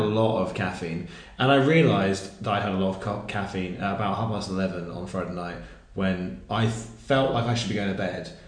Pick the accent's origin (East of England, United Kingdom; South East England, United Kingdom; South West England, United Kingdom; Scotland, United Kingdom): South West England, United Kingdom; Wimborne; moved away as an adult; a Baptist church in Wimborne, which is where I grew up